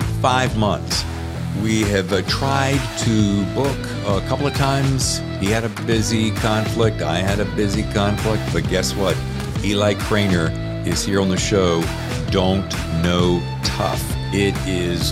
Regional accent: Winston-Salem, North Carolina, United States; moved away as an adult; also born or lived in Charlotte, North Carolina; now in New York, United States; I was born in Winston-Salem

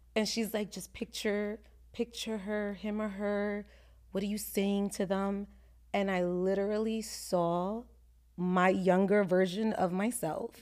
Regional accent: New York City, New York, United States; now in Orlando, United States; I'm from the Bronx

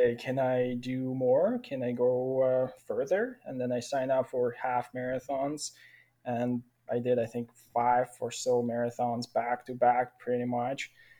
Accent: Ukraine; moved away as an adult; also born or lived in Brandon, Manitoba, Canada; now in Chilliwack, Canada; I came from Ukraine almost 6 years ago, moved to Manitoba, straight to Brandon. And there I studied at college and stayed in Brandon for 6 years. And last 3 weeks, I've been living in Chilliwack, BC.

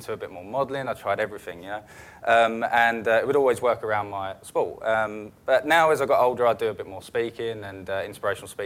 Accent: Basildon, East of England, United Kingdom; I was growing up in Basildon

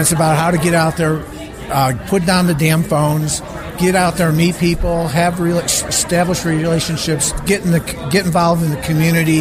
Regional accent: Chicago, Illinois, United States; my growing up in Chicago in a gang

